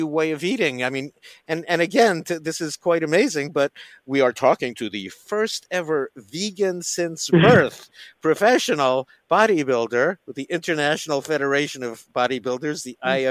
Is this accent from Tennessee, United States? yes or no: no; New York City, New York, United States; moved away as an adult; now in California, United States; I'm from New York. Yeah. Yeah. So I went to Stuyvesant High School and Queens College